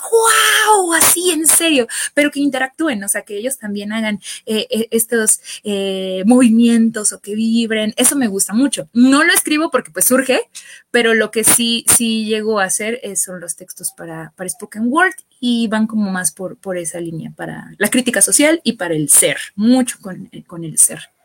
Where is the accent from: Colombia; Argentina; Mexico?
Mexico; soy mexicana.